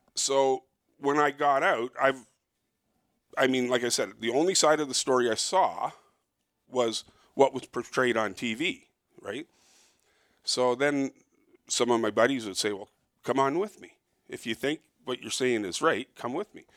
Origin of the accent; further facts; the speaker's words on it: Toronto, Ontario, Canada; I was born and raised in Toronto, but I don't live near Toronto